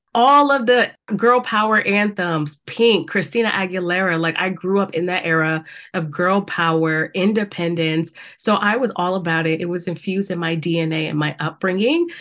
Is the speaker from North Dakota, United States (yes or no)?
no; South Carolina, United States; I grew up in the South. We know how that was in South Carolina.